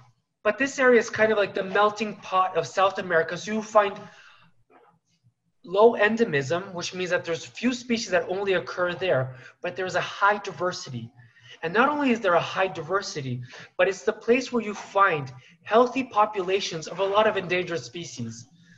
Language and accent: English; Paris, Île-de-France, France; English is a second language; also born or lived in United States; now in Brazil; I have been in Brazil now 18 years, but originally I am French. I was born in Paris, actually, and due to my father's job, I lived both half my life in the United States and half in France.